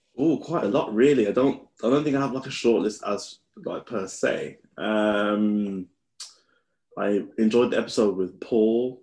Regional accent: Birmingham, West Midlands, United Kingdom; moved away as an adult; now in Newcastle, United Kingdom; I'm from Handsworth, and I was a bit of a hermit growing up

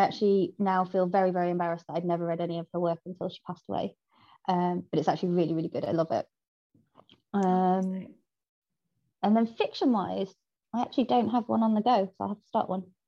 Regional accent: Salford, North West England, United Kingdom; I am from Salford, and the gang culture there is pretty much inescapable

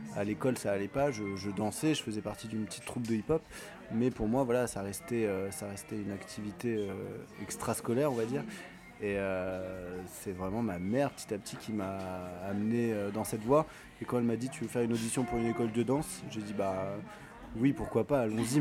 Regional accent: Paris region, Île-de-France, France; j'ai grandi euh, sur Paris, en, région parisienne, à côté de Paris

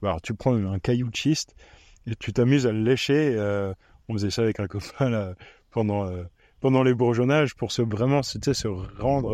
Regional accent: Reichshofen, Grand Est, France; moved away; also born or lived in Romania; Du nord de Strasbourg, à Reichshofen

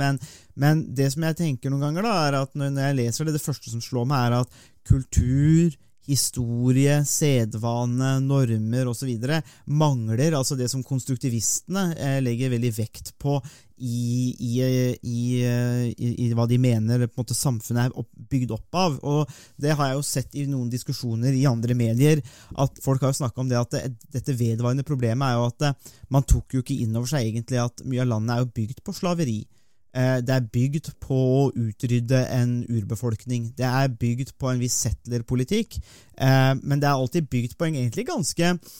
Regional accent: Norway; vi har den interessen som nordmenn

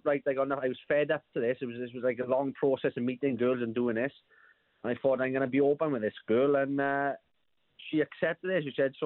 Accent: South Wales, United Kingdom; we're from South Wales

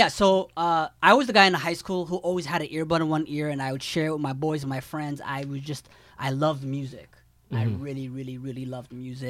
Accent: London, Ontario, Canada; now in Toronto, Canada; I'm from London, Ontario. So when I grew up in London, there wasn't good hip-hop music playing on the radio.

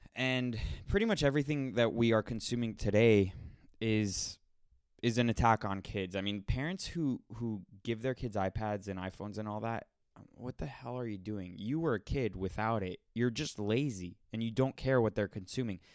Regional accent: United States; I'm so American

